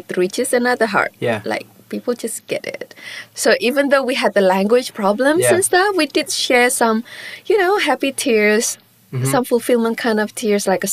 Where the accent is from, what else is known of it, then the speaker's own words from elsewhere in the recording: Singapore; first language Mandarin; English is a second language; now in Sydney, Australia; I grew up in Singapore, so it was my first language for 5 years